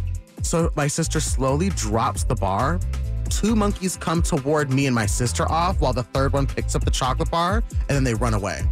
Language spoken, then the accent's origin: English; United States; also born or lived in India (ancestry); so I'm Indian American. I'm first generation here in this country.